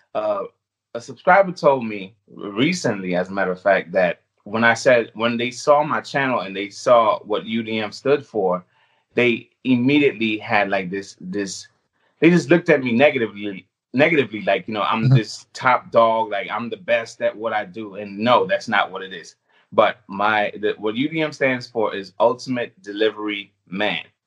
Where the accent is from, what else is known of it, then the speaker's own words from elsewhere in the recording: U.S. Virgin Islands; moved away; I was born on the U.S. Virgin Islands. I still have an accent.